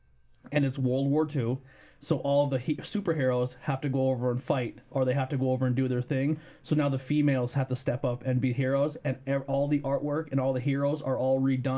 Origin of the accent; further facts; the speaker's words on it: Minersville, Pennsylvania, United States; I went to North Schuylkill for 2 years. I'm originally from Monterey, but I went there to play soccer.